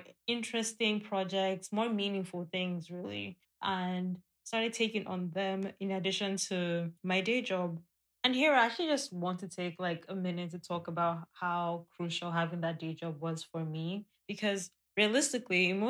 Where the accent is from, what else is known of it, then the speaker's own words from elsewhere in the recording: Nigeria; being a Nigerian and being a Black woman in today's climate